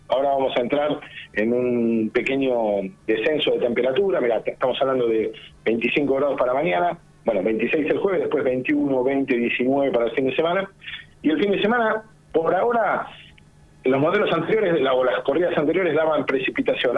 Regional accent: Buenos Aires, Argentina; moved away as an adult; now in Bahía Blanca, Argentina; Yo soy de Buenos pero eh, me, empecé a trabajar en Bahía Blanca hace hace unos 12 años

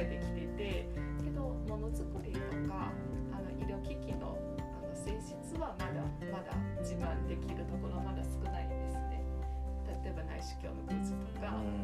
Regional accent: China; Japanese is a second language; moved away as an adult; now in Chiba, Japan; あ私はあの中国出身

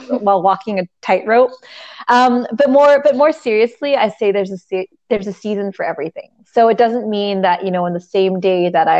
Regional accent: Canada; I'm Canadian.

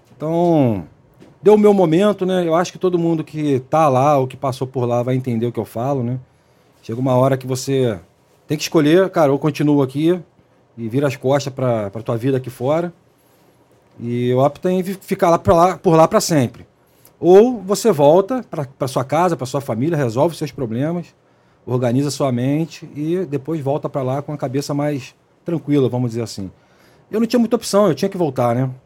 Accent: Rio de Janeiro, Brazil; also born or lived in Baixada Fluminense; da época que era nascido e criado ali na Zona Oeste

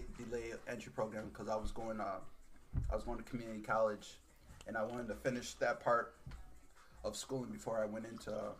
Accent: Rochester, New York, United States; I'm 41 years old. I was born and raised in Rochester, New York. Went to Gates Charlotte High School.

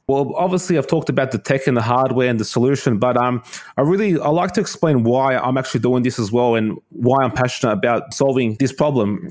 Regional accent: Sydney, New South Wales, Australia; I'm from Sydney, Australia.

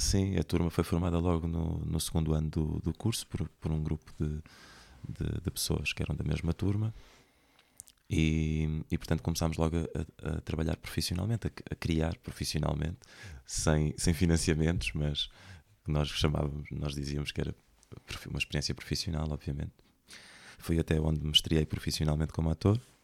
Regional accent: Centro, Portugal; moved away as an adult; also born or lived in Lisbon; now in Porto, Portugal; sou do, do centro do país

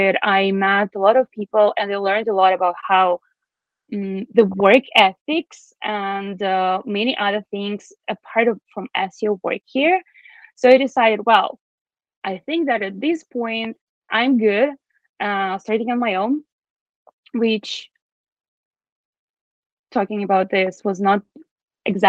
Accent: Belarus; English is a second language; now in Toronto, Canada; I'm originally from Belarus

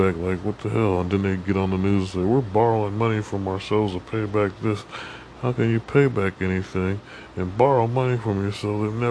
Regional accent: United States

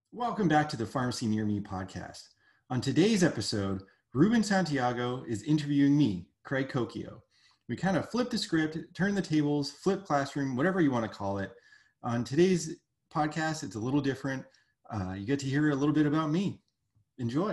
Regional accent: Canada; moved away as an adult; also born or lived in Brooklyn, New York; now in United States; I'm I'm from Canada

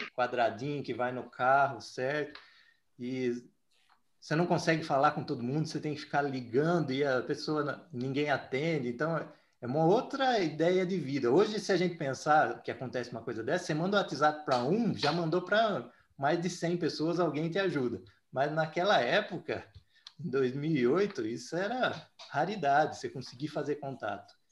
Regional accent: Araras, São Paulo, Brazil; Faço um trabalho também na minha cidade natal, que é Araras

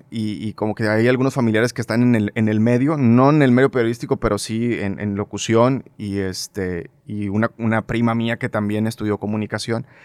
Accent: Monterrey, Nuevo León, Mexico; Sí, 100% regio. Nacido aquí

